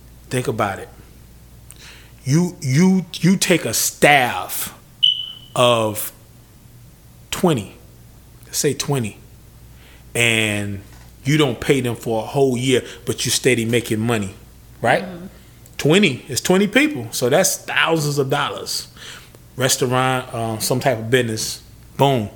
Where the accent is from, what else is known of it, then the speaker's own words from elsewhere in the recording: United States; We as American citizens